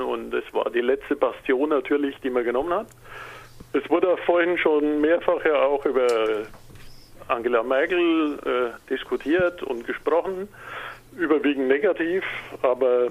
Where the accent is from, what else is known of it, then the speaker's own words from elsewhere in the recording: Franconia, Bavaria, Germany; Man hört es vielleicht, ich bin Migrationshintergrund, ich bin Franke